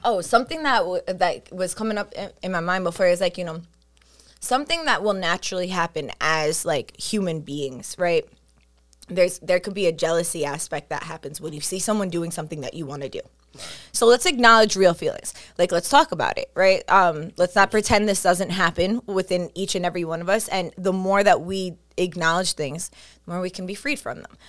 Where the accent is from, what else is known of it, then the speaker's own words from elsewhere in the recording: New York City, New York, United States; I'm from Staten Island